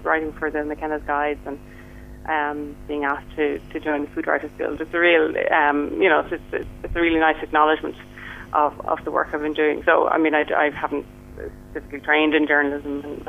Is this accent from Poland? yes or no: no; Ireland; I grew up in what you might say, you know, typical Irish family.